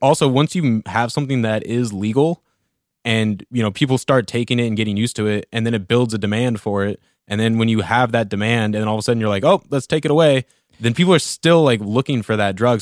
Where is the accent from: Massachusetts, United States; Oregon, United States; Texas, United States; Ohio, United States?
Oregon, United States; Central; growing up in Central Oregon